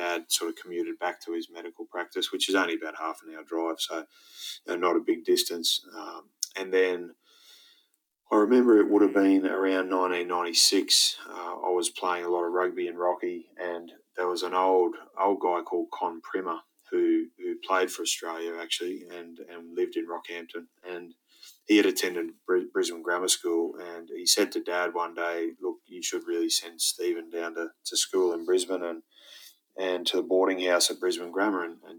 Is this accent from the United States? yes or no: no; Saudi Arabia; born there; I was born actually in the Middle East in Saudi Arabia. Mum and Dad are both Irish